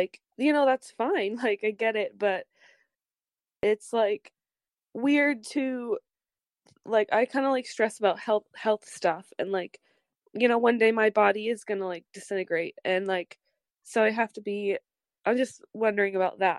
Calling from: Bellingham, Washington, United States; Hi, I'm calling in from Bellingham.

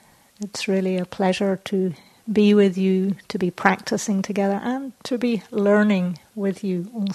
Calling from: Auckland, New Zealand; I'm joining you from Tamaki Makaurau, also known as Auckland, which is the biggest city in Aotearoa, New Zealand.

